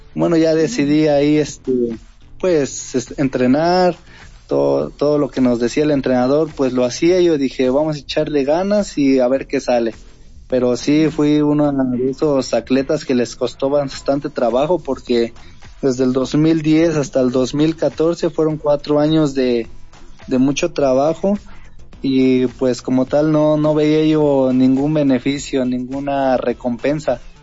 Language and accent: Spanish; Tlaxcala, Mexico; nosotros que somos de Tlaxcala